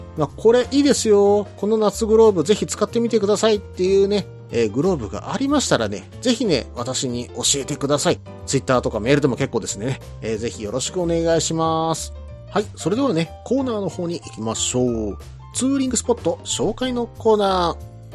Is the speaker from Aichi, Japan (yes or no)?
no; Hyogo, Japan; 私兵庫県民